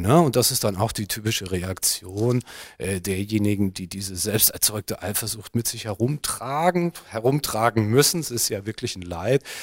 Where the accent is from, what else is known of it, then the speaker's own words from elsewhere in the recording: Germany; bei uns in Deutschland